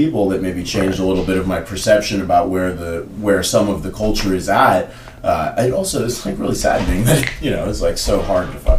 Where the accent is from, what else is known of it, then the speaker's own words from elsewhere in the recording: Oakland, California, United States; what I grew up around in Oakland